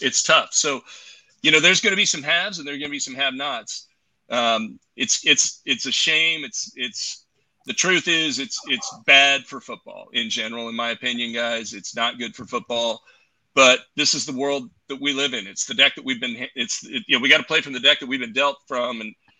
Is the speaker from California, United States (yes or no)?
yes; Southern California, United States; moved away; I was born in Southern California.